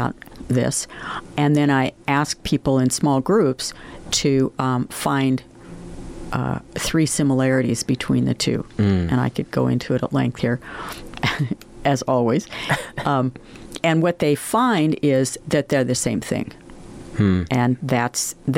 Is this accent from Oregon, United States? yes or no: yes; Oregon, United States; moved away as an adult; also born or lived in Buffalo; I was from Oregon.